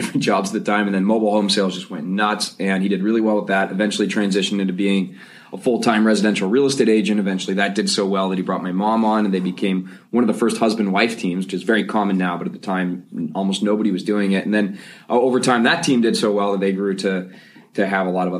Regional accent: Mission Viejo, California, United States; I grew up about an hour north of here in Mission Viejo

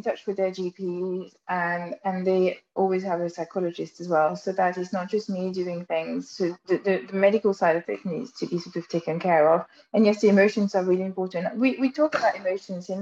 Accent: France; accent: French; English is a second language; moved away; with my funny French accent

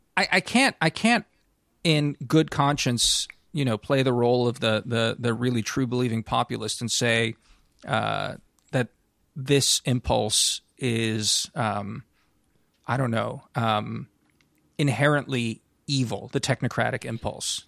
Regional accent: United States

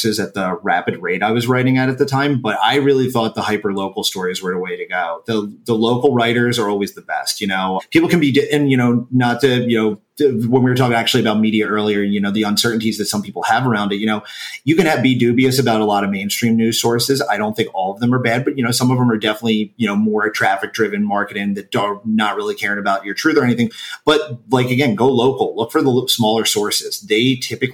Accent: New York, United States; my home state of New York

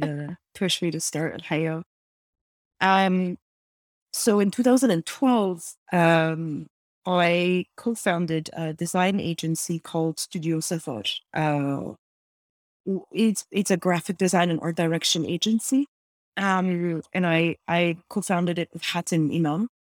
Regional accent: Lebanon; born or raised there; now in Montreal, Canada

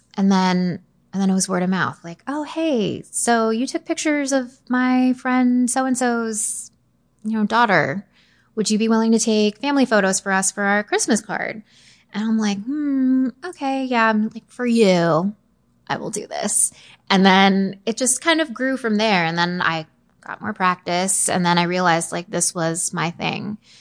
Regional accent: Arlington, Virginia, United States; I grew up in Northern Virginia. I was born in Arlington, haven't gone far

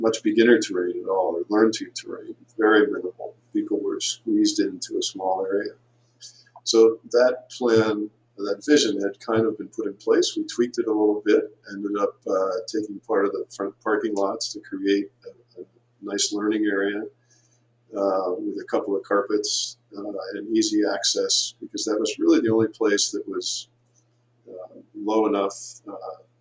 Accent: Pennsylvania, United States; also born or lived in Tahoe / Sunday River, Maine; now in Windham, United States; I grew up in Pennsylvania

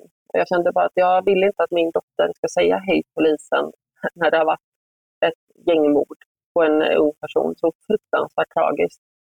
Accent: Gothenburg, Västra Götaland, Sweden; accent: göteborgska; moved away as an adult; also born or lived in Uppsala / Stockholm; jag är göteborgare, jag kommer alltid vara det

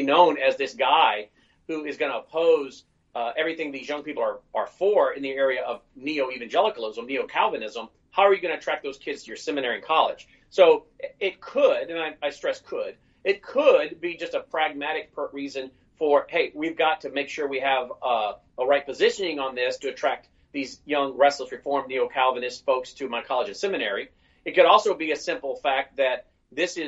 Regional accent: Tennessee, United States; in Nashville, in my home state of Tennessee here

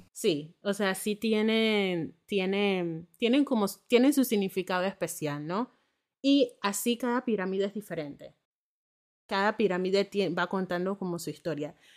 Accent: Panama; moved away as an adult; also born or lived in northern Germany; now in Germany; soy de Panamá

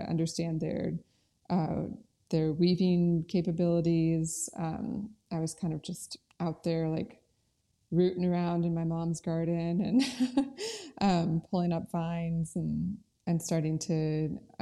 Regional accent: North Carolina, United States; also born or lived in Oregon / Colorado; I was born in Oregon, and then I moved to North Carolina when I was 10 and went to middle school and high school here.

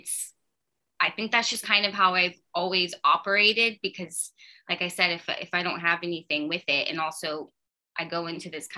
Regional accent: Texas, United States; moved away; I come from Texas

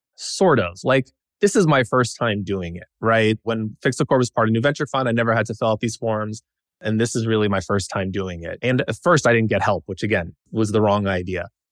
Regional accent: Nashville, Tennessee, United States; moved away as an adult; also born or lived in Washington, D.C.; I grew up in Nashville, Tennessee, with my parents and sister

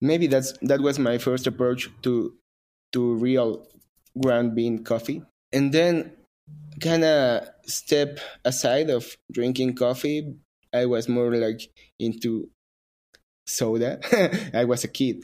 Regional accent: Mexico; I am a barista from Mexico

